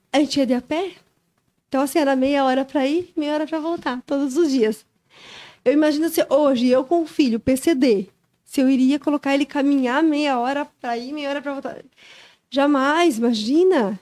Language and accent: Portuguese; Joinville, Santa Catarina, Brazil; Sou daqui de Joinville, natural aqui de Joinville.